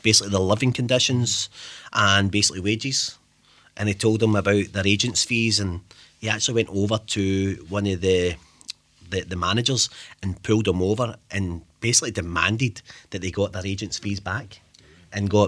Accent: Glasgow, Scotland, United Kingdom; I'm from East End, Thompson Street. My mum was taught flat, mum and dad were taught flat, and we'd be out to all hours a night playing football

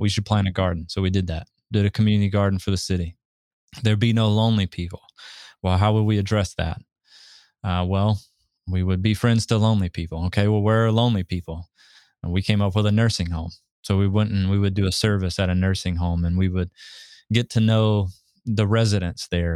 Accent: Southeast, United States; moved away; I grew up in the Southeast

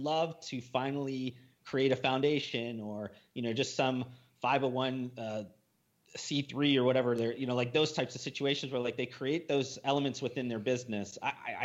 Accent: Midwest, United States; moved away; Ryan and I came from the Midwest

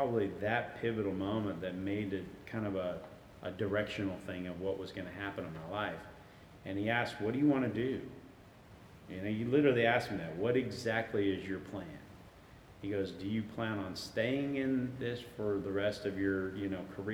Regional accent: California, United States; moved away as an adult; also born or lived in Washington; I'm from California, I want to come back to California

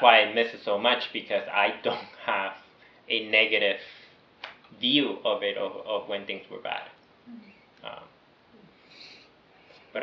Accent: Venezuela; moved away; also born or lived in New York; somehow they took me back to Venezuela, and I grew up there.

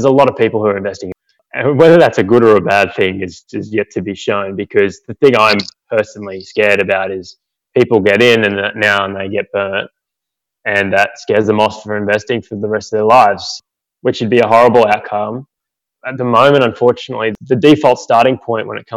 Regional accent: Goulburn, New South Wales, Australia; We grew up in Goulburn, which is a small country town.

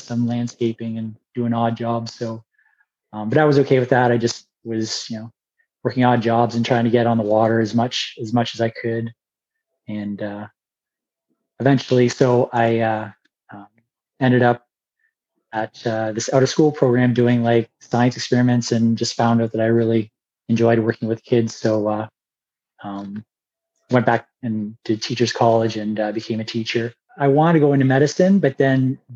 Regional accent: Puce, Ontario, Canada; I grew up in the area just like you. I grew up in Puce

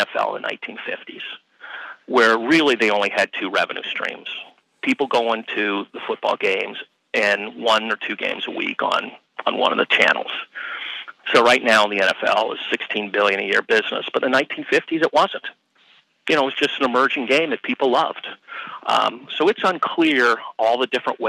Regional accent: Cincinnati, Ohio, United States; I grew up in Cincinnati

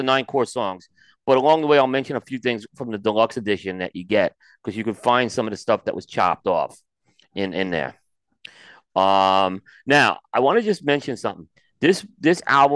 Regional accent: New York, United States; growing up in New York

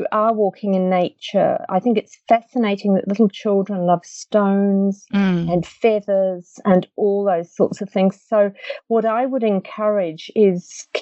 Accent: England, United Kingdom; moved away; I grew up in England

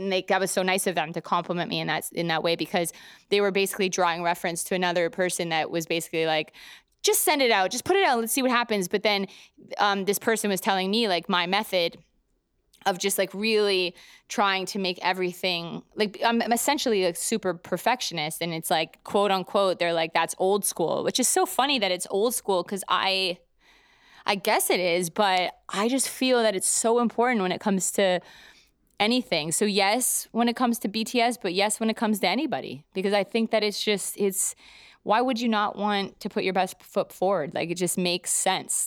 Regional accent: Calgary, Alberta, Canada; moved away as an adult; also born or lived in Toronto; now in New York, United States; I'm from Calgary originally, Canada, and I'm, I moved to Toronto, basically pretty close to out of high school

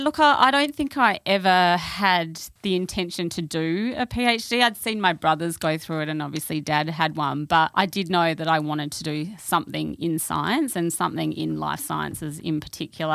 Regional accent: Perth, Western Australia, Australia; also born or lived in London; I grew up in W A. I grew up in Perth

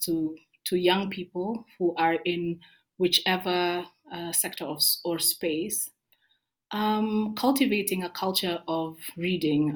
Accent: Kericho, Kericho County, Kenya; moved away as an adult; now in Nairobi, Kenya; I grew up in Kericho

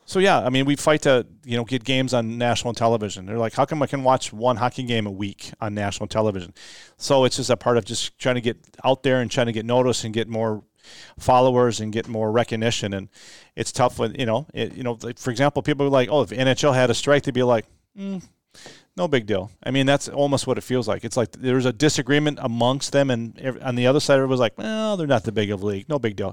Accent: Metro West, Minnesota, United States; Metro West, which is my hometown

